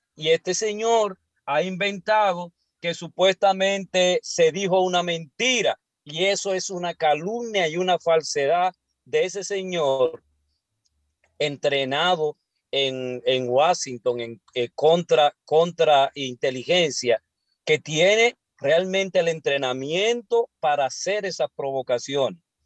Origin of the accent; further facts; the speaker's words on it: Santo Domingo, Distrito Nacional, Dominican Republic; yo soy de la capital